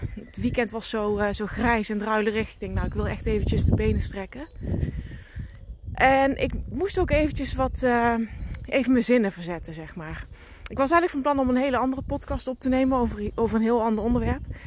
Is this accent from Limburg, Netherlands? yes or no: yes; Limburg, Netherlands; accent: Limburg; zoals je kunt horen aan mijn accent, woon ik, kom ik uit Limburg